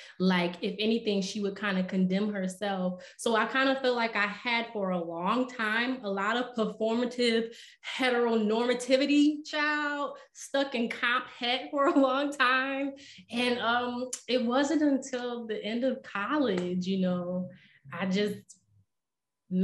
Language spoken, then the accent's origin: English; Rochester, New York, United States; moved away as an adult; now in Philadelphia, United States; I'm actually from Rochester, New York.